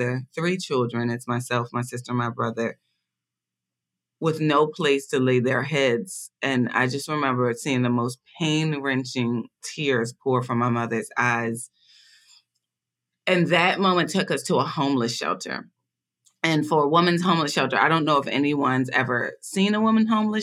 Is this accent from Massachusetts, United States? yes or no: no; Philadelphia, Pennsylvania, United States; I was born and raised in Philadelphia, Pennsylvania, in one of the most impoverished neighborhoods of Philadelphia.